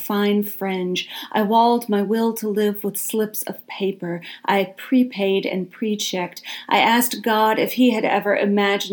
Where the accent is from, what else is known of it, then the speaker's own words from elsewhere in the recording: Deep South, United States; accent: Southern; I am extremely Southern, or at least was born and raised in the Deep South, and I live here now